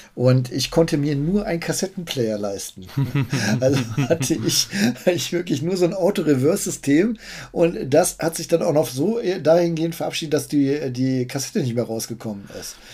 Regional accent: Bückeburg, Lower Saxony, Germany; ich bin in Bückeburg aufgewachsen, so eine typische Kleinstadt

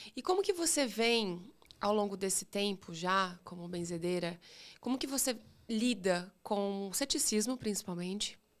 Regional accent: interior of São Paulo, Brazil; Eu, eu sou do interior de São Paulo

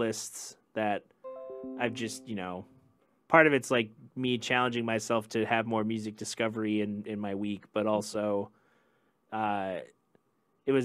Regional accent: Grand Rapids, Michigan, United States; I grew up in Alger Heights

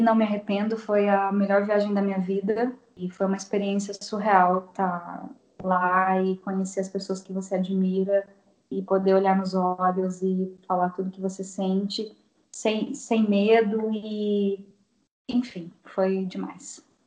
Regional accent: Assis, São Paulo, Brazil; E sou de Assis, interior de São Paulo

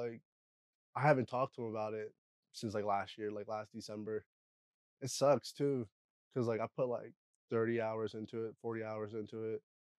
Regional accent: Eders, Pennsylvania, United States; now in Harrisburg, United States; I'm from Eders, Pennsylvania.

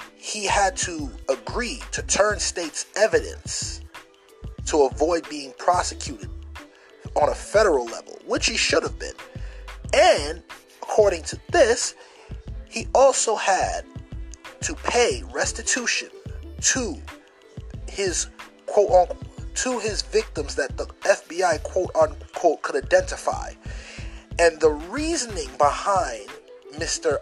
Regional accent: Jamaica; I'm going to talk to you as a Jamaican.

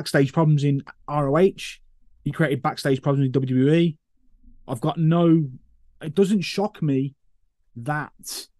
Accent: Birmingham, West Midlands, United Kingdom; Birmingham, which is my hometown

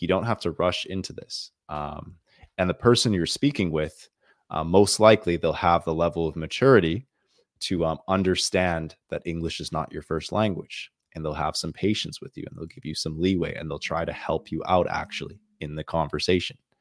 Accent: Canada; I'm from the country of Canada

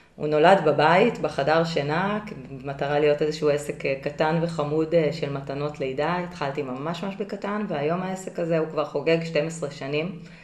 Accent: Israel; moved away as an adult; also born or lived in Singapore

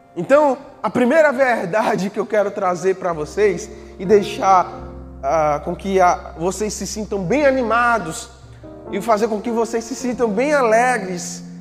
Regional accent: Northeast Region, Brazil; a gente é nordestino, a gente vive aqui no Nordeste

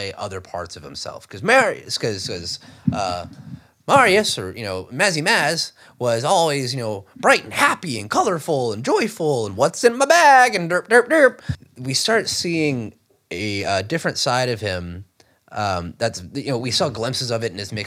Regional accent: Alexandria, Louisiana, United States; my hometown in Alexandria, Louisiana

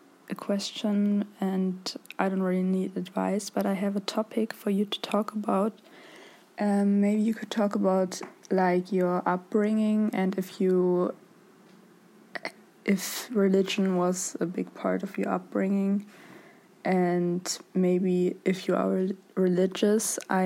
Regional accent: Germany; English is a second language; I'm from Germany

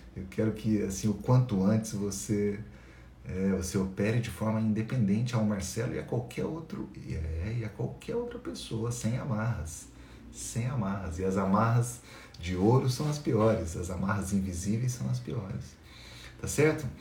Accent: Itajubá, Minas Gerais, Brazil; eu sou de Itajubá, sul de Minas Gerais, uma cidade perto de Poço de Caldas, de Pouso Alegre.

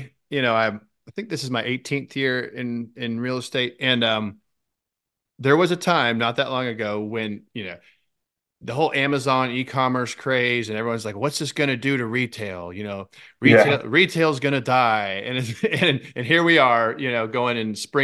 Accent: Jacksonville, Florida, United States; I was born in Jacksonville

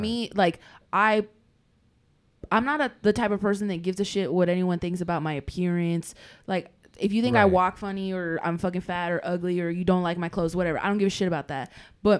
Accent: the South, United States; growing up in the South, I hear people of color like making fun of Asian people and white people and all.

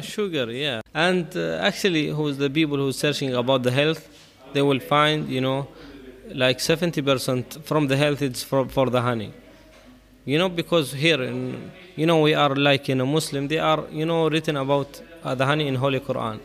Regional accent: Bahla, Ad Dakhiliyah, Oman; I'm coming from Bahla. It is very traditional uh, city here in Oman

